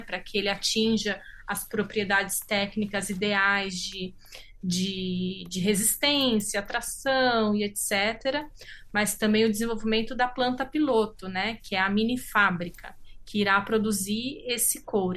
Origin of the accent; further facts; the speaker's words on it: São Paulo, Brazil; sou do estado de São Paulo, né? Eu sou brasileira e italiana.